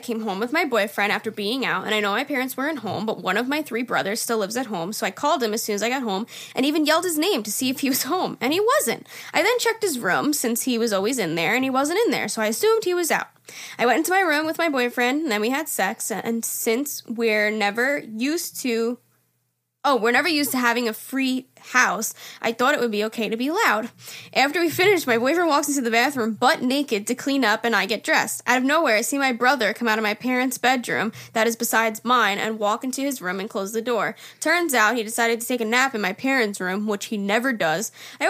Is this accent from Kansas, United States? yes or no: no; Long Island, New York, United States; I'm from Long Island.